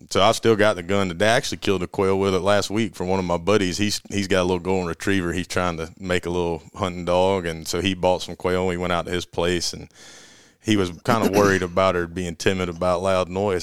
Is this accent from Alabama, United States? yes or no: yes; Auburn, Alabama, United States; Born and raised in Auburn, Alabama, and went to college in Auburn.